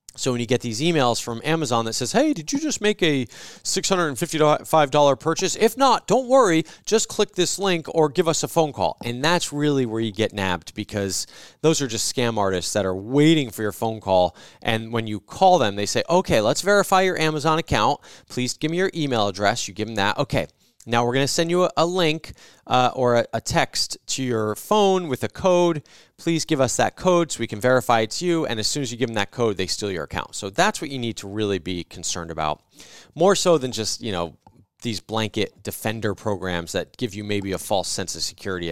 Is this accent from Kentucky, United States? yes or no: no; New Jersey, United States; When I grew up in New Jersey, we had service merchandise